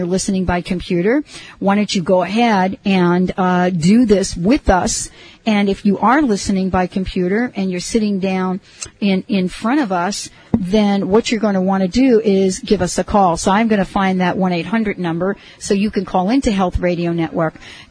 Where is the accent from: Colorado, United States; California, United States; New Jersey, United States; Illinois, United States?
New Jersey, United States; also born or lived in New York; I'm from New Jersey, you know, and so actually New York, New Jersey